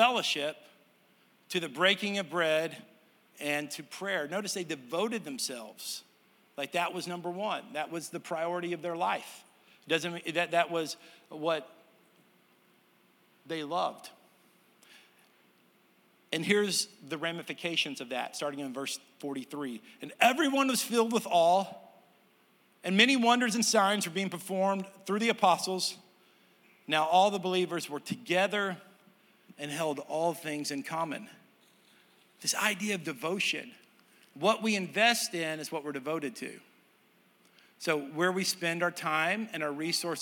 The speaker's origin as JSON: {"language": "English", "region": "Texas", "country": "United States", "moved": "yes", "said": "I'm from Texas."}